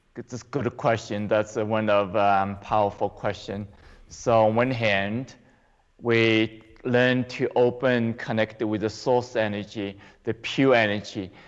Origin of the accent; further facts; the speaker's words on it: China; moved away as an adult; now in United States; I grew up in China, but I came here to the U.S. and um, for 35 years ago